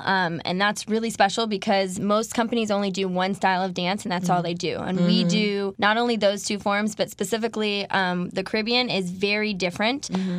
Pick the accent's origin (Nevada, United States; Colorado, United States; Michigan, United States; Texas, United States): Colorado, United States; moved away as an adult; also born or lived in New York; now in Miami, United States; I'm originally from Colorado, and I just didn't want to go home without having done anything else.